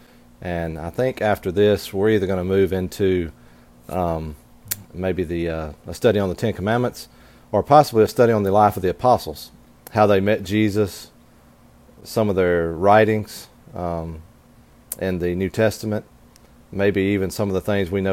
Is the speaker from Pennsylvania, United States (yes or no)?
no; Pontotoc, Mississippi, United States; I'm from Pontotoc, Mississippi